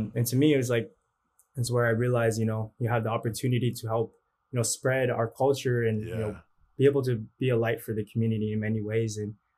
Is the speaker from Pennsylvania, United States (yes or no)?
no; Boston, Massachusetts, United States; born there; also born or lived in California; So I was born in Boston.